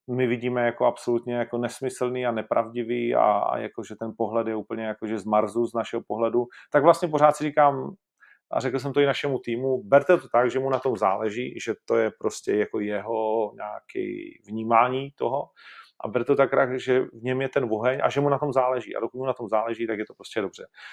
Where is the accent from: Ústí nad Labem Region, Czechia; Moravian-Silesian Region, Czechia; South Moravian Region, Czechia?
Moravian-Silesian Region, Czechia; Ostrava; já jsem z Ostravy